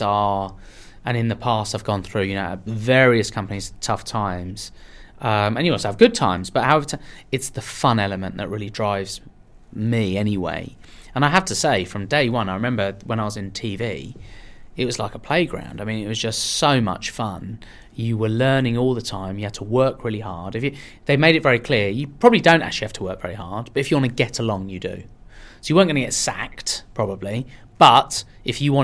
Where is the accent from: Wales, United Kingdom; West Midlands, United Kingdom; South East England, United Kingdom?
South East England, United Kingdom; Marlow; English is a second language; also born or lived in Iran / London; I moved to Marlow in Buckinghamshire when I was five